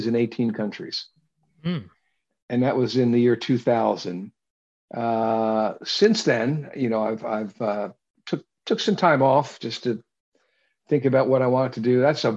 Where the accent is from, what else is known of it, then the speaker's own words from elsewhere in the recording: Baltimore, Maryland, United States; I was raised in Baltimore